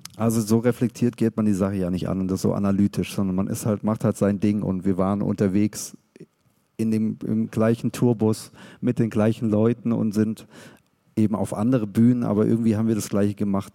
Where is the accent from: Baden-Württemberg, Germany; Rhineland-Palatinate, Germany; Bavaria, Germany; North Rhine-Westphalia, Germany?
Baden-Württemberg, Germany; Stuttgart; wir als Szene, wir als Stuttgarter